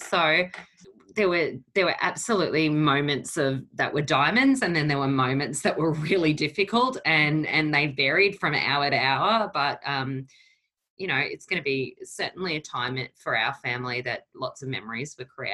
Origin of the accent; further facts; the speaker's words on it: Brisbane, Queensland, Australia; also born or lived in Portugal; I came to Australia when I was 3 years old, and my family, obviously, we came from Portugal